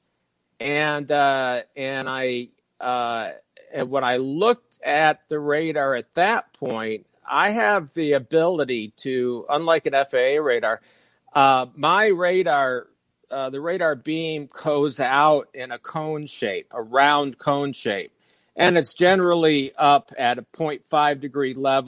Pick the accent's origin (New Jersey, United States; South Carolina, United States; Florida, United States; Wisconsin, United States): Florida, United States; Fort Lauderdale; moved away; also born or lived in Michigan; I grew up in Fort Lauderdale, and I was born in Michigan